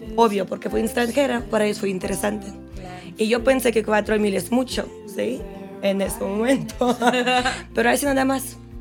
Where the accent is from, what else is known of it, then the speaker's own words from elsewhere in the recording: Russia; Spanish is a second language; moved away as an adult; soy rusa